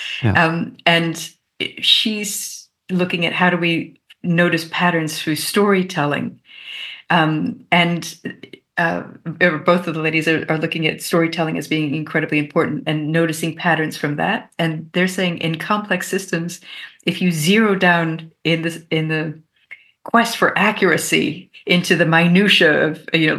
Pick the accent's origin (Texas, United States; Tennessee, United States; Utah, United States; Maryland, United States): Maryland, United States; also born or lived in Mexico / Canada; I grew up in North America. And I actually grew up in the US, Mexico, and Canada, sort of moving around. And then we came back to Maryland when I was in middle school.